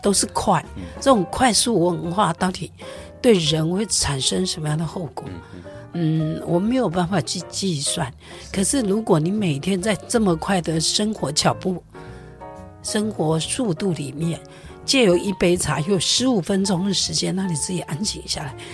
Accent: Taiwan; 我觉得这是一个很美好的台湾的文化，在我们那个年代。

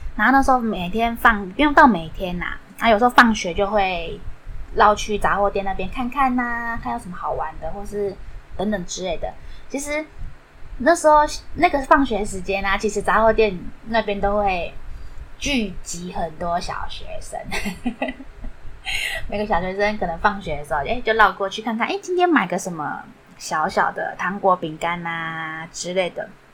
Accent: Yingge, New Taipei, Taiwan; 小时候是住在，不知道大家知不知道有地方叫做英歌。 那时候其实还不算太繁华

